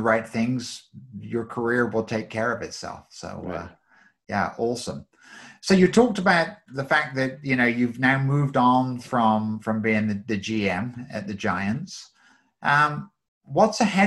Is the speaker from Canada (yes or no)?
no; England, United Kingdom; moved away; I grew up in England